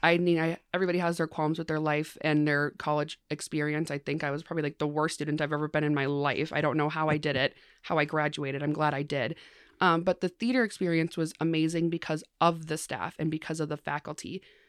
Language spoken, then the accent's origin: English; Mankato, Minnesota, United States